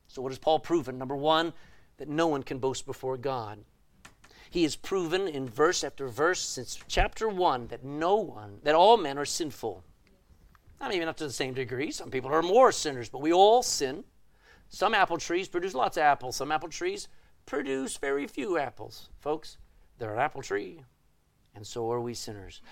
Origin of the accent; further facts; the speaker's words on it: Texas, United States; I'm a Texan.